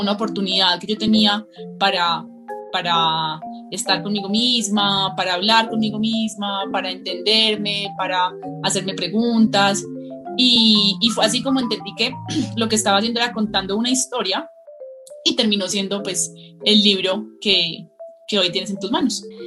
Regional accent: Colombia; also born or lived in El Retiro, Antioquia; soy escritora de Colombia. Vivo en un pueblito muy hermoso que se llama El Retiro, que queda cerca de la ciudad de Medellín

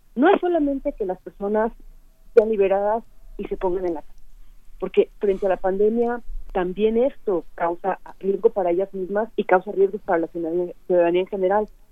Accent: Mexico; como mexicanos tenemos

